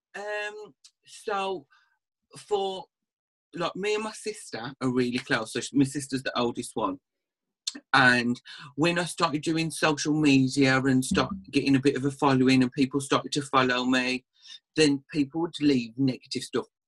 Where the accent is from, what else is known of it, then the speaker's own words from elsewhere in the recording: Birmingham area, Black Country, West Midlands, United Kingdom; accent: Black Country; you can probably tell from the accent I'm from like the West Midlands, Birmingham kind of area, black country